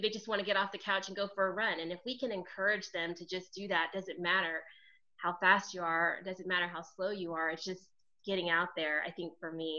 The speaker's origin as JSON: {"language": "English", "town": "Los Angeles", "region": "California", "country": "United States", "said": "I'm from Los Angeles, so I live"}